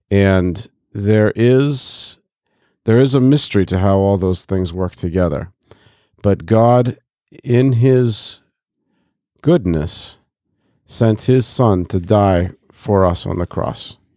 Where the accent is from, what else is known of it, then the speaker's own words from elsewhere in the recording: Côte d’Ivoire; I grew up in West and Central Africa, so I literally walked past a mosque to going to school every day when I was in the Ivory Coast.